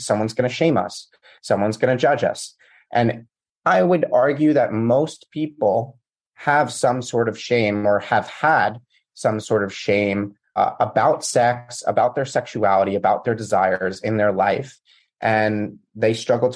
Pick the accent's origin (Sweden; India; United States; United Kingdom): United States; I grew up in the States